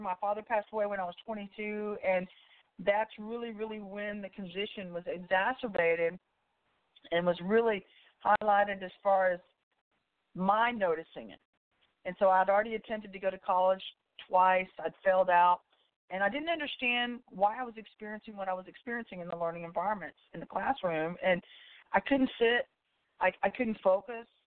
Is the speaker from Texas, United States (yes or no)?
yes; about 20 miles outside Austin, Central Texas, United States; I grew up in the Central Texas area. I'm from I'm about 20 miles outside of Austin, Texas